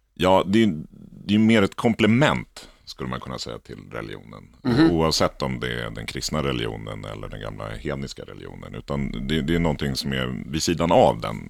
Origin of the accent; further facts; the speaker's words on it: Lidingö, Stockholm County, Sweden; jag började min bana som, eh, illustratör för Lidingö Tidning, där jag kommer ifrån, Lidingö